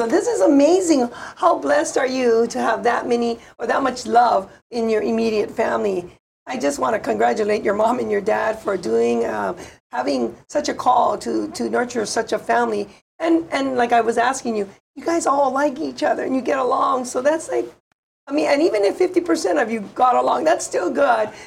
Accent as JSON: {"language": "English", "town": "Waianae", "region": "Hawaii", "country": "United States", "said": "I'm from Waianae"}